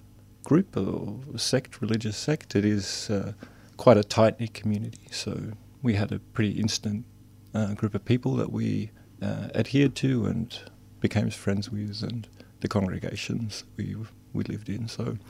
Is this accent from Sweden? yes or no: yes; Sweden; I'm from Sweden originally. My father was from Finland and my mother was from Sweden. My father immigrated to Sweden in the late 60s.